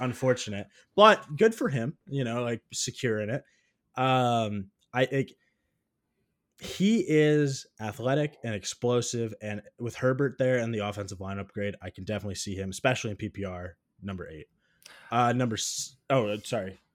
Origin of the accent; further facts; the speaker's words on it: Iowa, United States; I'm from Iowa